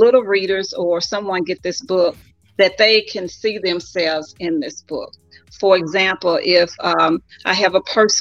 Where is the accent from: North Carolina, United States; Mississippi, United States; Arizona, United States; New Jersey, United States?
Mississippi, United States; Vicksburg; also born or lived in St. Louis, Missouri; now in Beaumont, United States; I am originally from Vicksburg, Mississippi